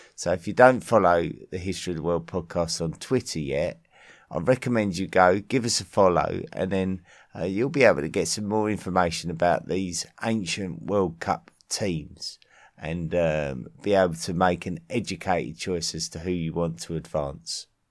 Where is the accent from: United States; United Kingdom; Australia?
United Kingdom; England; my home country of England